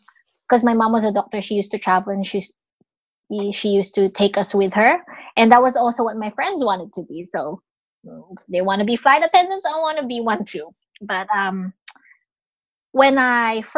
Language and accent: English; Philippines; moved away as an adult; now in Australia; I am Filipino, living in Australia. I've been in Australia since 2007, but I was born and raised in Philippines.